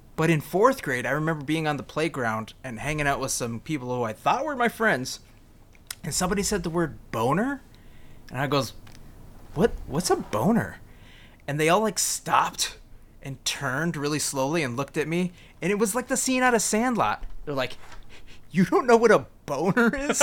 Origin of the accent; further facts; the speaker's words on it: United States; me as an American